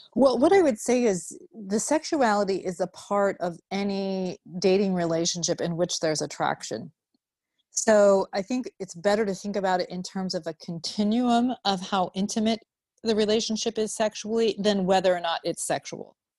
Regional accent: Vermont, United States; moved away as an adult; also born or lived in Utah; now in Chicago, United States; I grew up in Vermont

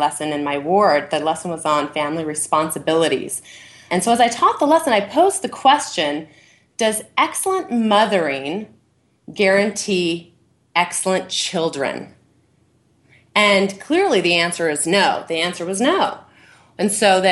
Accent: California, United States; moved away as an adult; also born or lived in Buenos Aires, Argentina / Chicago, Illinois; now in North Salt Lake, United States; I was raised in California

